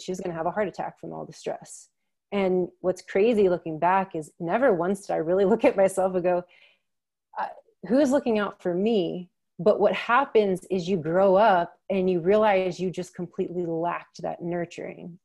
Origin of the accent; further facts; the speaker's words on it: Maryland, United States; I'm from Maryland